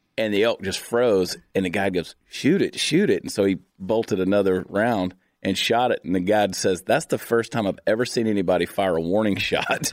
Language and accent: English; Augusta, Georgia, United States; moved away as an adult; also born or lived in Alabama; now in Texas, United States; I grew up in Augusta, Georgia